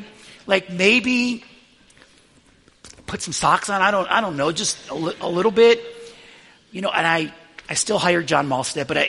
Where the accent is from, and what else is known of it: Buffalo, New York, United States; born or raised there; moved away